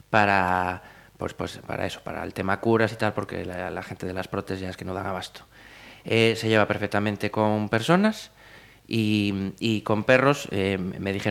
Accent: Cuenca, Castilla-La Mancha, Spain; o yo es que soy de Cuenca

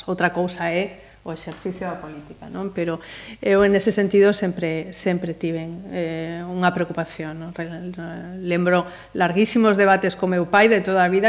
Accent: Ferrol, Galicia, Spain; moved away as an adult; also born or lived in Salamanca; now in Pontevedra, Spain; E ademais eu son de Ferrol.

